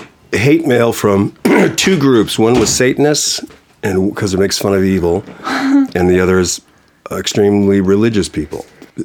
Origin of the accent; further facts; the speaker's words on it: Boston, Massachusetts, United States; From Boston.